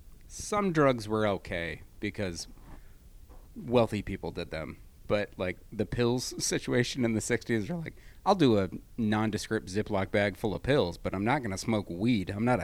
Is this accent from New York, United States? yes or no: no; Michigan, United States; now in California, United States; Like, even just going back home to Michigan, I realize how kind of backwards the thinking is